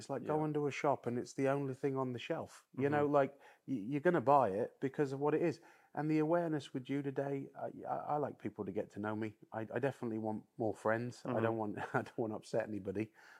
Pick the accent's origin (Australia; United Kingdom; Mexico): United Kingdom; which we should all be proud about being British